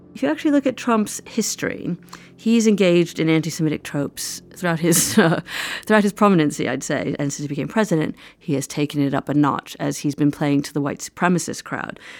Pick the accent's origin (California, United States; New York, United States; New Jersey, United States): New York, United States; New York City; moved away; I grew up in New York City